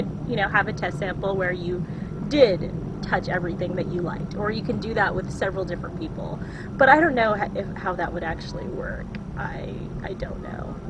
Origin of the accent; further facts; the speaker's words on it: Washington, United States; moved away as an adult; now in San Antonio, United States; I grew up in Washington State